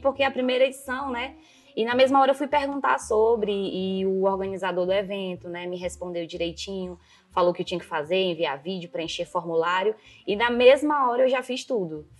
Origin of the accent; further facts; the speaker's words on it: Rio Branco, Acre, Brazil; also born or lived in Jordão, Acre / Marília, São Paulo; sou do Acre, sim, como todo mundo fala, do pé rachado